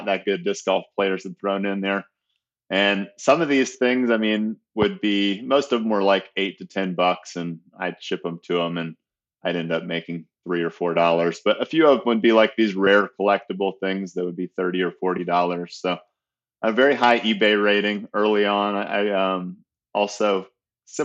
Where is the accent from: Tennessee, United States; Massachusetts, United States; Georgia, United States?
Georgia, United States; Atlanta; also born or lived in Austin, Minnesota / Omaha, Nebraska / Idaho Falls, Idaho; I was born in Austin, Minnesota. My dad worked for Hormel, and that was one of his many stops that took us to Omaha after that. And then we settled in Atlanta by the time I was just entering kindergarten